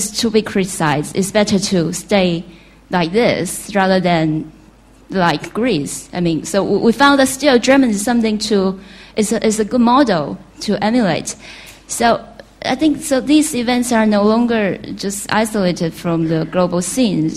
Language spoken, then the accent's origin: English; China; moved away; I'm a student of sociology. I'm from China